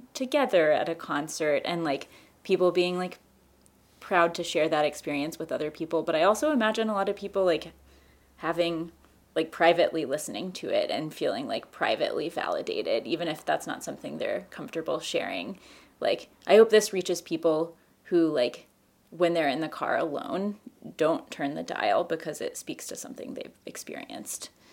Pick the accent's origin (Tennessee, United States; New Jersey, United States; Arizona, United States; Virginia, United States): Tennessee, United States; Knoxville; now in Cincinnati, United States; I also grew up in Knoxville and also live in Cincinnati now.